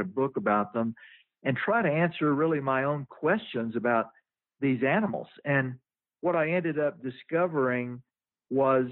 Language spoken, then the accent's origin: English; Louisiana, United States; moved away; also born or lived in Missoula, Montana; I grew up in Louisiana